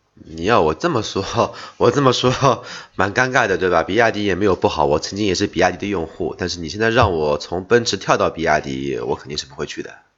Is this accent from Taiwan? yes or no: no; China; 我们中国人